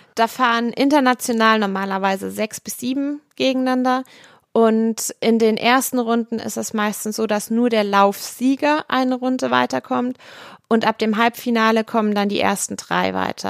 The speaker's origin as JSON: {"language": "German", "town": "Kaiserslautern", "region": "Rhineland-Palatinate", "country": "Germany", "tie": "born or raised there", "said": "Ich bin hier in Kaiserslautern groß geworden."}